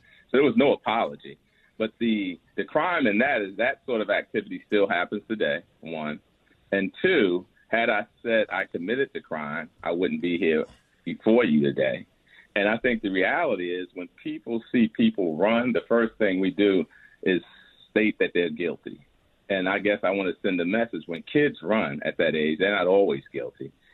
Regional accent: New York City, New York, United States; also born or lived in Manhattan; when we moved from Brooklyn, where I was raised at the age of 9, to Manhattan

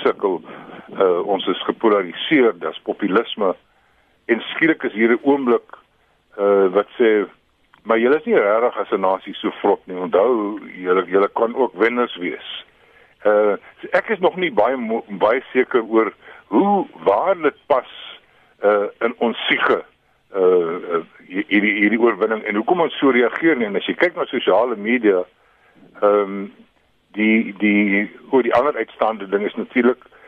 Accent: South Africa; ons verras onsself as Suid-Afrikaners

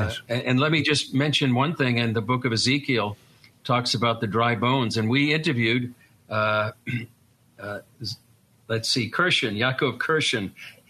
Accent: Lynn, Massachusetts, United States; accent: Boston; moved away as an adult; now in Israel; I'm from the Boston area, for those who are from that area as well. Actually, a place called Lynn, Massachusetts.

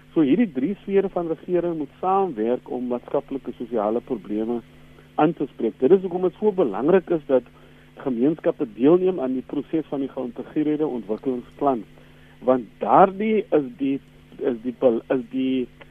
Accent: South Africa; as Suid-Afrikaners

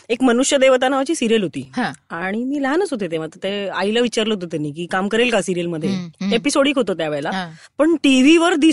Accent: Mumbai, Maharashtra, India; अंधेरी मुंबईमधलीच आहे मी

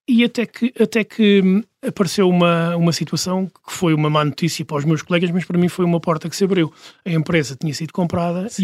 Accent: Portugal; moved away as an adult; Eu tinha 37 quando saí de Portugal

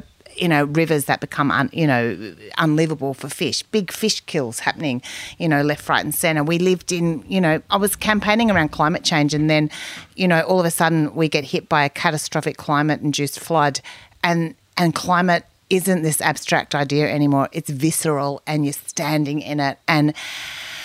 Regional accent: Kingaroy, Queensland, Australia; now in Mullumbimby, Australia; I come from Kingaroy, you know, Joe Bjelke Peterson's area

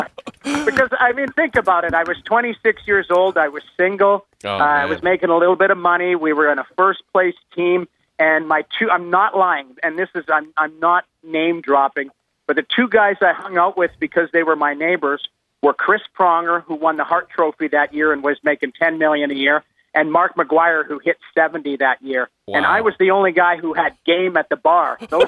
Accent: Edmonton, Alberta, Canada; Well, I grew up in Edmonton.

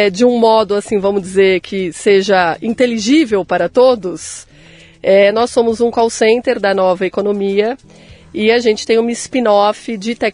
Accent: São Paulo, Brazil; born there; Nasci em São Paulo, capital.

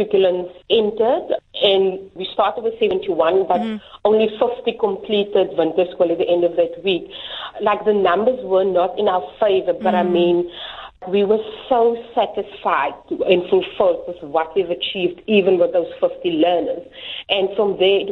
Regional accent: Bonnievale, Western Cape, South Africa; I grew up in Bonnievale, here in the Western Cape

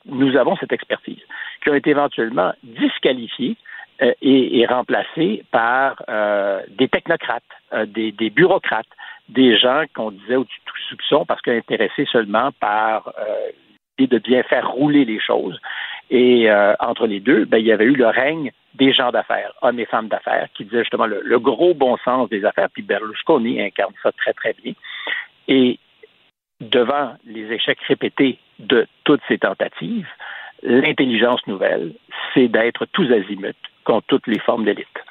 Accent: Quebec, Canada; ici au Québec

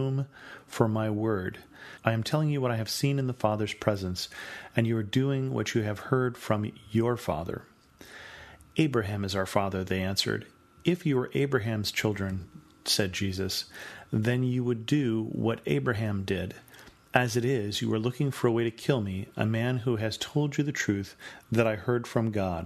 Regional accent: United States; as an American

